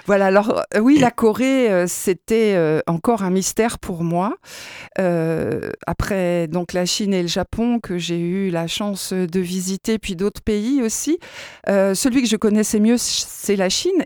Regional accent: France; nous, en tant que Français

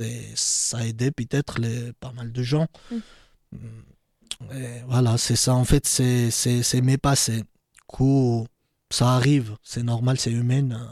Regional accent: Georgia; French is a second language; now in France; mes anciens amis qui habitaient euh, dans ma ville natale

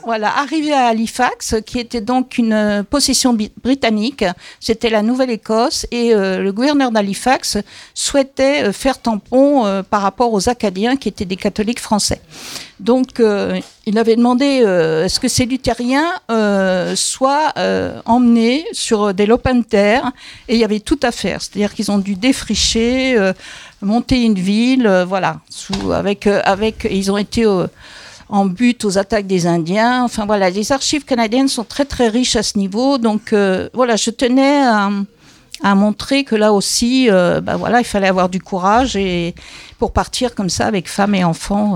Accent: Paris, Île-de-France, France; je suis parisienne et comme toute parisienne, j'ai des origines aux quatre coins de la France

